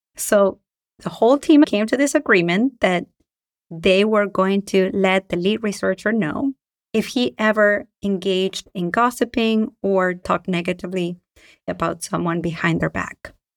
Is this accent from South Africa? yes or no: no; Argentina; now in United States; I am from Argentina and I live in the United States